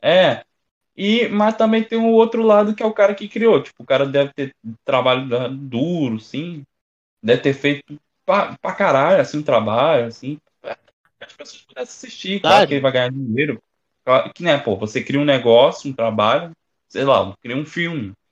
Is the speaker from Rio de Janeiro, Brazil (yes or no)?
yes; Rio de Janeiro, Brazil; eu sou carioca